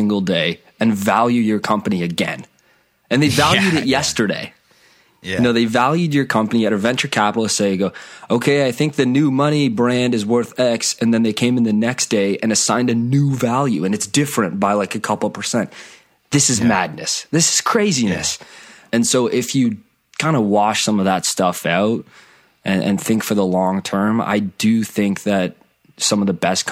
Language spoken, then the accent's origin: English; Canada; I'm from Canada. I'm in the Toronto area.